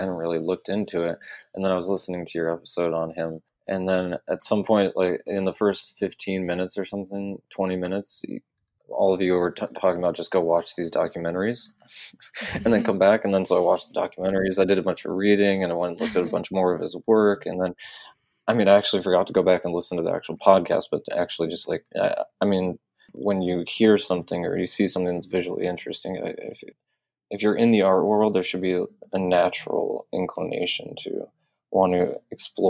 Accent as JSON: {"language": "English", "town": "Detroit", "region": "Michigan", "country": "United States", "tie": "born or raised there", "moved": "yes", "lives_now": "Los Angeles, United States", "said": "I grew up in North Detroit"}